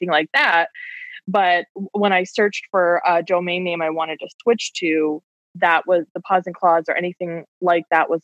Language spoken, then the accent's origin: English; Connecticut, United States; now in Cave Creek, United States; I'm from Connecticut